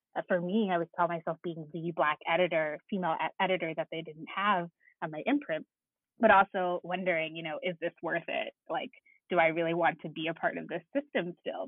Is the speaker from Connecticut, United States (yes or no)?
yes; Connecticut, United States; I'm from Connecticut